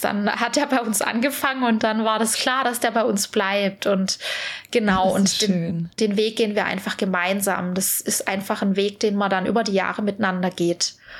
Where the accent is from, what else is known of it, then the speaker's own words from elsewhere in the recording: Swabia, Germany; ich bin ja Schwabe